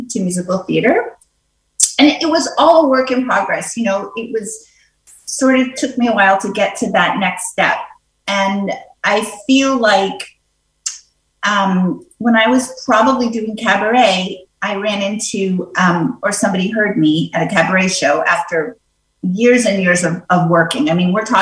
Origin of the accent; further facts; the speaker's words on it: New York City, New York, United States; I grew up in New York City.